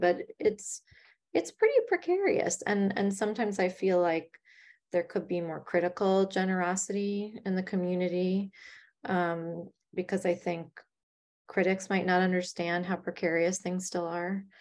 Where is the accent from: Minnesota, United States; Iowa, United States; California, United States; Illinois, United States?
Illinois, United States; Chicago; now in New York, United States; I'm from Chicago, which is much more of a theater company kind of town.